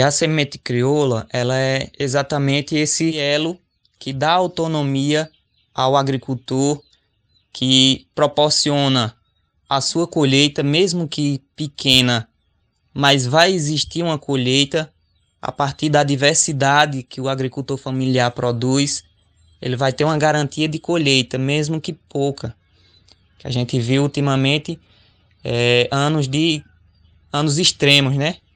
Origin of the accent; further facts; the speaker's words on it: Xukuru do Ororubá, Pernambuco, Brazil; jovem indígena chucuru do Ororubá